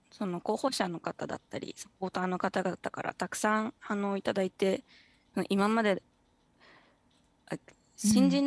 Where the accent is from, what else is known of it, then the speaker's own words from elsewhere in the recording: Ginowan, Okinawa, Japan; 出身は沖縄の宜野湾市です。